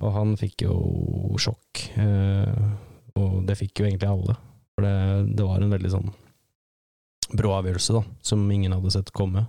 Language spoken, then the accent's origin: Norwegian; Lesja, Innlandet, Norway; Jeg vokste opp på, på Lesja, på en gård der oppe